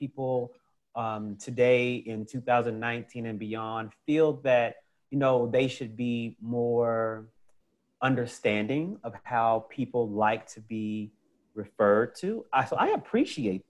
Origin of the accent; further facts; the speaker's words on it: Oklahoma City, Oklahoma, United States; I grew up in Oklahoma City, Oklahoma, in the United States